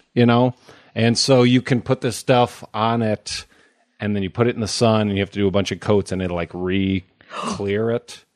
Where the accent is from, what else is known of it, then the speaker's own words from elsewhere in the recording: Omaha, Nebraska, United States; I grew up in Omaha, Nebraska